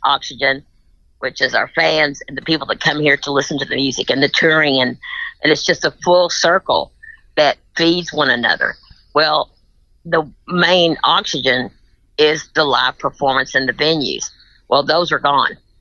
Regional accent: Tennessee, United States

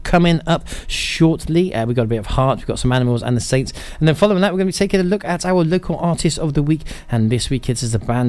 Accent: England, United Kingdom; for me as an Englishman, 2015 was not a good year in rugby

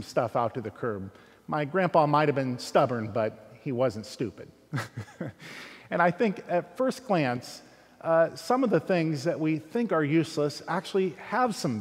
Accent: Fairfield, United States; growing up in Fairfield

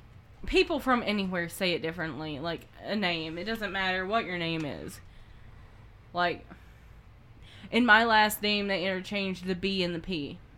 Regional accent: the South, Southern United States, United States; accent: Southern; Her and Jody, my sister, bring out my Southern a lot.

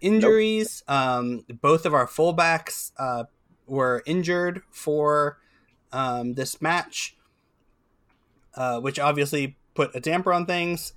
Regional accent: California, United States; moved away; also born or lived in Santa Barbara, California (born); I am not from Ohio, I'm from California.

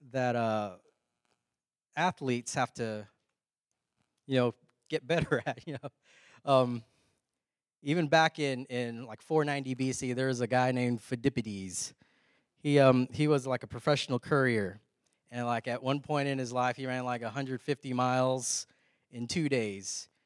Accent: Texas, United States; We're from Texas.

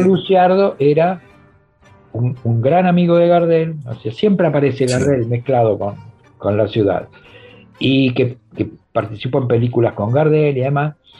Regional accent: Avellaneda, Buenos Aires Province, Argentina; para nosotros no somos porteños, somos de Avellaneda

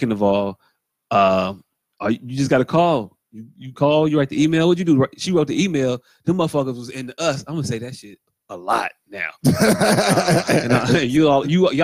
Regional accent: Chicago, Illinois, United States; I'm from Chicago

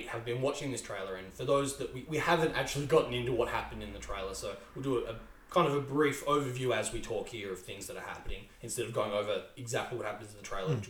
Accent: Australia; But as an Australian, I really enjoyed the fact that there were Australian teams

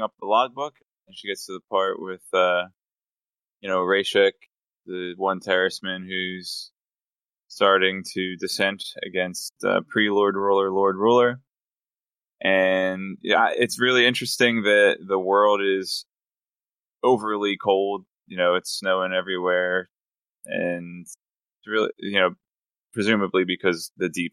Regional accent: Philadelphia, Pennsylvania, United States; I'm from Philly

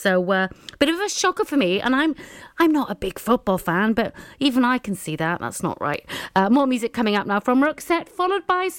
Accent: Wales, United Kingdom; I'm Welsh

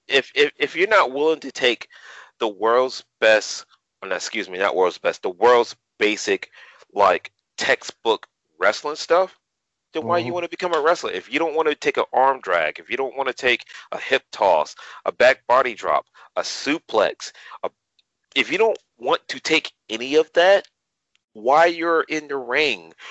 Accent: Savannah, Georgia, United States; to perform in front of my hometown, in front of my peeps

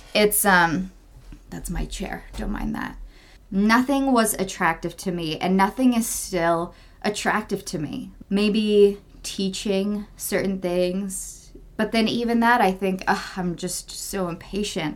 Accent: Czechia; moved away; my home country, Czech Republic

